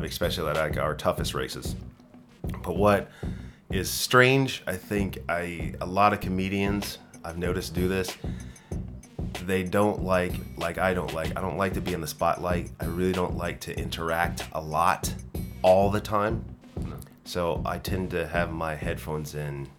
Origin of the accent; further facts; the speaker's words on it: South Florida, United States; moved away as an adult; also born or lived in Virginia / Fort Lauderdale / Sarasota / Georgia; now in Sweden; I grew up in South Florida, in Fort Lauderdale and Sarasota, which is in Central Florida